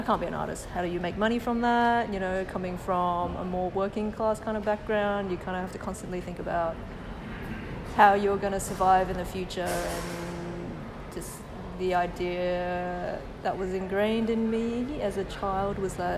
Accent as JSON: {"language": "English", "country": "Australia", "tie": "born or raised there", "said": "my own experiences as an Asian Australian"}